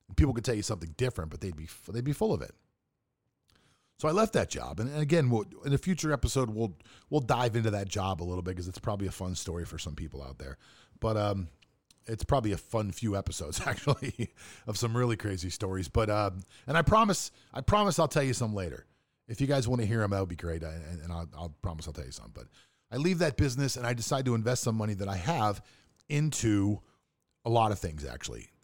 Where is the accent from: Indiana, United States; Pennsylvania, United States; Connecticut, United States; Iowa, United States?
Pennsylvania, United States; Pittsburgh; moved away as an adult; also born or lived in South Florida; I grew up in Pittsburgh, Pennsylvania.